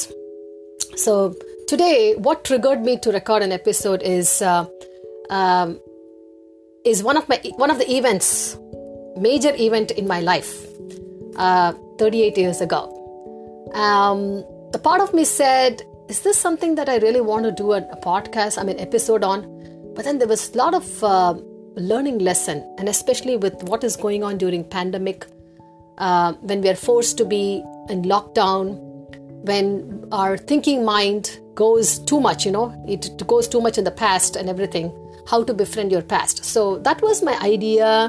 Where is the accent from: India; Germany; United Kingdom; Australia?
India; Chennai, Tamil Nadu; moved away as an adult; also born or lived in Erode / Mumbai; I got posted to my hometown, Chennai